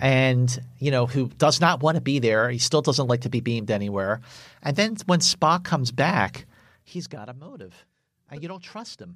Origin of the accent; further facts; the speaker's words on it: Philadelphia, Pennsylvania, United States; I live, I grew up in Northeast Philadelphia